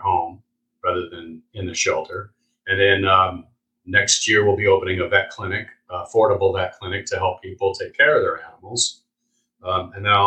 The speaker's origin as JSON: {"language": "English", "region": "California", "country": "United States", "tie": "born or raised there", "also_born_or_lived": "New York area", "moved": "as an adult", "lives_now": "Florida, United States", "said": "I grew up in California"}